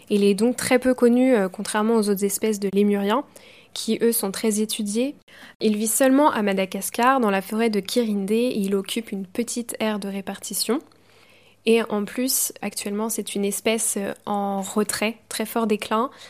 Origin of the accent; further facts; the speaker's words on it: Brittany, France; j'ai 20 ans et euh, je suis bretonne.